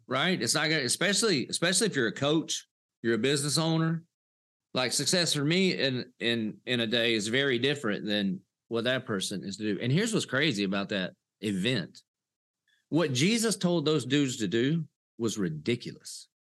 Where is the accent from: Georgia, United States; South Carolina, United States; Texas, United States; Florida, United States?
South Carolina, United States; Dillon; I did grow up in the South, a little place called Dillon, South Carolina